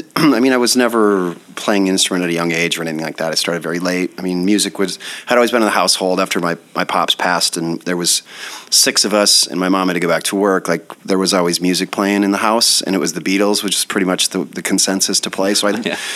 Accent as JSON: {"language": "English", "town": "Sheffield", "region": "Iowa", "country": "United States", "tie": "born or raised there", "also_born_or_lived": "Denver", "moved": "as an adult", "said": "I'm from Sheffield, Iowa, okay. by Mason City."}